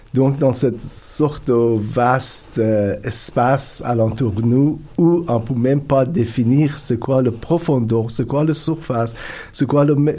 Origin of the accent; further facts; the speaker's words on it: Iran; French is a second language; moved away as an adult; also born or lived in Turkey / Italy; now in Canada; j'ai grandi en Iran